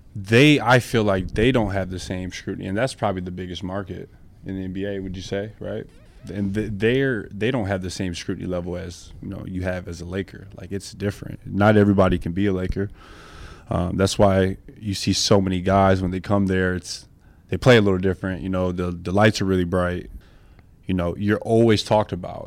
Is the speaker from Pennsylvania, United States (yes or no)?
no; Flint, Michigan, United States; moved away as an adult; also born or lived in Salt Lake City, Utah / Los Angeles; now in Washington, United States; I'm really a small town kid. I'm from Flint, Michigan.